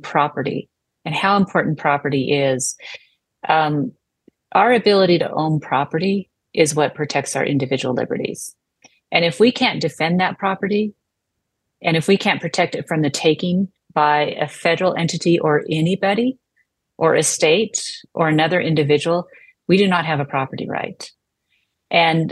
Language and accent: English; United States